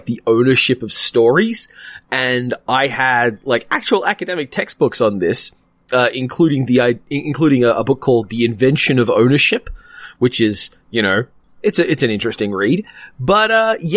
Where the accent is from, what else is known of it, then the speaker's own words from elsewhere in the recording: Australia; as an Australian who votes and cares about voting systems